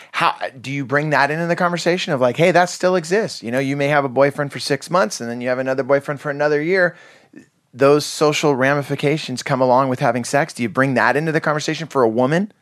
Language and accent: English; Santa Cruz Mountains, California, United States; I grew up in Santa Cruz Mountains